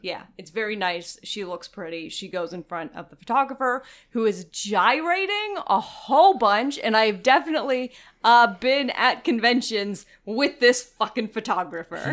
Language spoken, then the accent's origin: English; Florida, United States; I'm from the fucking South. I'm from Florida